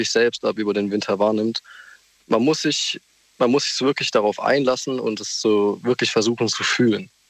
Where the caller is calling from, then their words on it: Bobenheim-Roxheim, Rhineland-Palatinate, Germany; Ich komme aus Bobenheim-Roxheim.